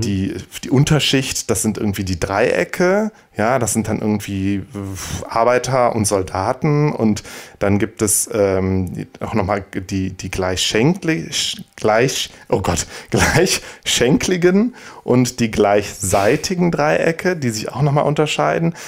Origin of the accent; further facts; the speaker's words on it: Bergisch Gladbach, North Rhine-Westphalia, Germany; Bergisch Gladbach lief, meiner meine Heimatstadt